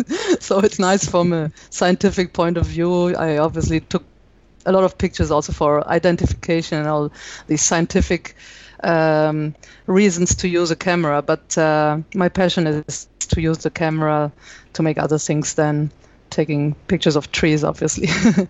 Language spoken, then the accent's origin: English; Italy; accent: German; English is a second language; also born or lived in Germany / Brazil; now in France; I was born and raised in Italy, but my mother is German, so I think my pronunciation of English is pretty German. So it's a mixture.